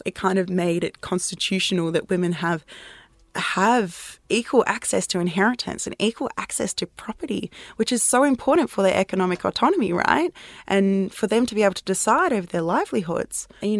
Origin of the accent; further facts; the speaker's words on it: South Africa; born there; So I was born in South Africa and my mum was a journalist in South Africa during the apartheid era.